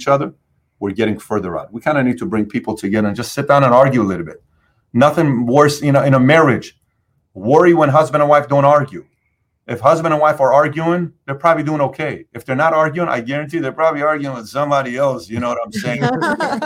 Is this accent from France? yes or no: no; Iran; also born or lived in California / Dallas; now in South Florida, United States; I came from Iran